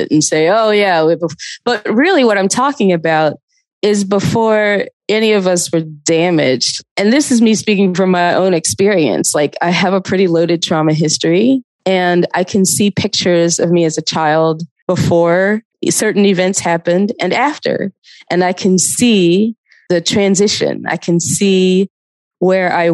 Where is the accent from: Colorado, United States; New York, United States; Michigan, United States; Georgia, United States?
Georgia, United States; Athens; also born or lived in Atlanta; I was living in Atlanta, but I grew up in Athens